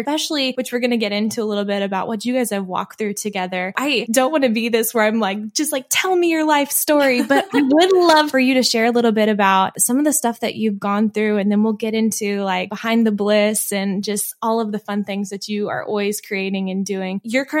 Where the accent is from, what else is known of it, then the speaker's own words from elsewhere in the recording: Missouri, United States; And then my in-laws just transplanted from Missouri, which is where I'm originally from, to Montgomery.